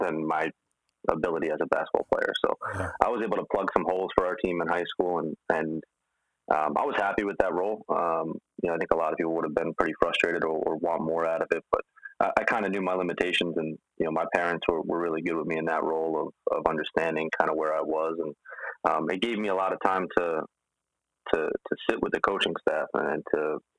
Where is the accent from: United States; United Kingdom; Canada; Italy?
United States; New York City, New York; I'm from Manhattan